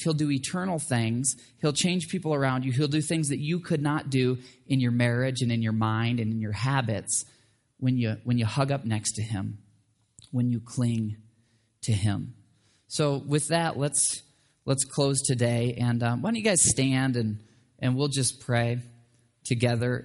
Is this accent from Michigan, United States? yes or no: yes; Michigan, United States; where I grew up in Michigan